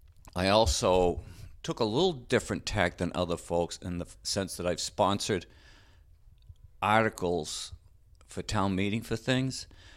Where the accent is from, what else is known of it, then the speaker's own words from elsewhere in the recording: Westwood, Massachusetts, United States; So I was raised in Westwood